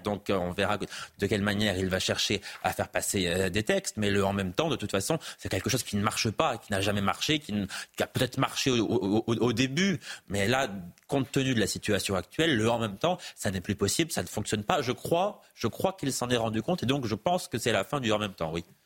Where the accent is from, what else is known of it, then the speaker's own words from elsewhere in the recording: Auvergne-Rhône-Alpes, France; moved away as an adult; now in Paris, France; Je vis à Paris depuis dix ans, mais j'ai grandi en Auvergne, j'y ai passé plus de 20 ans.